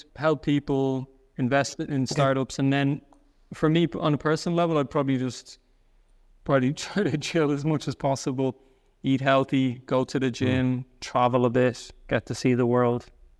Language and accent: English; Ireland; accent: soft Irish; now in Germany; they think I'm from a different part because I have a bit of a softer Irish accent.